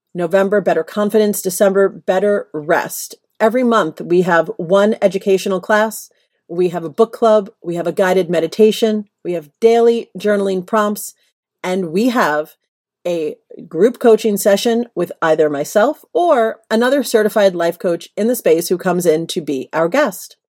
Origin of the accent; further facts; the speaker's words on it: New York, United States; moved away as an adult; now in Los Angeles, United States; I am a New Yorker through and through. It has only been the last several years I've lived in L A.